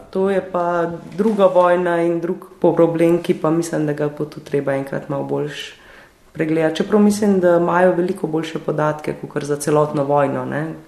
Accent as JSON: {"language": "Slovenian", "country": "Slovenia"}